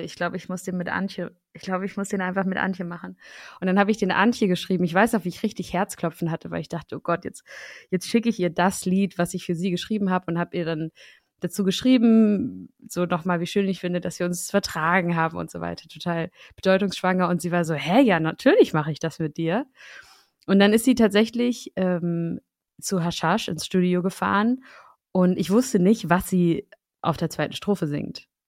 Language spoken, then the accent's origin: German; Schleswig-Holstein, Germany; now in Berlin, Germany; Sebastian und ich sind beide Dorfkinder. Und ich komme aus Schleswig-Holstein